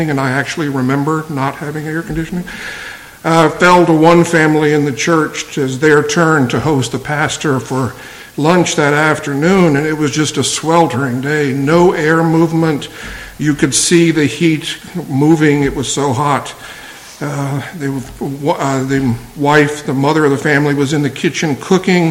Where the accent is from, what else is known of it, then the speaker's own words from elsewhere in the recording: Virginia, United States; moved away as an adult; also born or lived in Boston; I'm originally from Virginia, spent most of my life in the South